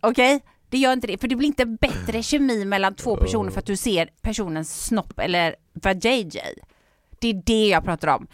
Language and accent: Swedish; Gothenburg, Västra Götaland, Sweden; jag är stolt göteborgare